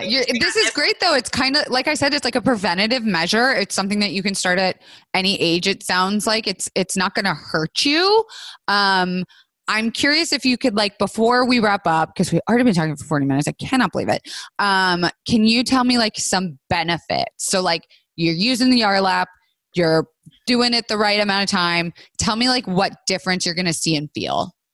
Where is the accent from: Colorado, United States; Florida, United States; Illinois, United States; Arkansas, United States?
Florida, United States; I was raised in Florida